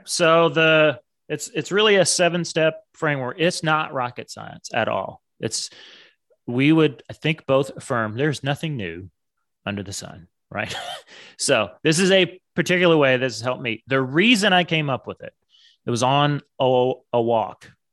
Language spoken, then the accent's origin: English; suburb of Dallas, Texas, United States; when I was younger, we moved from Dallas, big city, to a suburb of Dallas